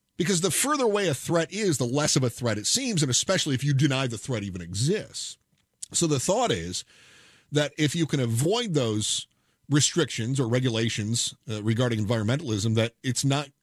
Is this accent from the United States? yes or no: yes; United States; I'm an American.